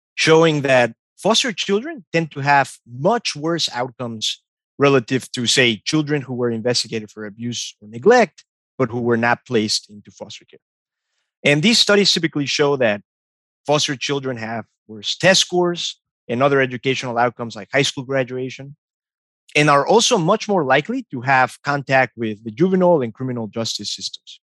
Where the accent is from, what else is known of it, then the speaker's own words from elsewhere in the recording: Mexico; moved away; growing up in Mexico